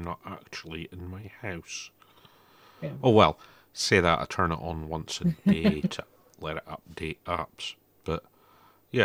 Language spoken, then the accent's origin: English; Scotland, United Kingdom; I have, like, no trust in voice-activated systems being Scottish.